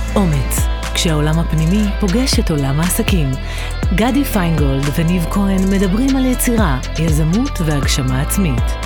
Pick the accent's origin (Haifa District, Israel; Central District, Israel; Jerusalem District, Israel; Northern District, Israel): Jerusalem District, Israel; Jerusalem; אני נולדתי בירושלים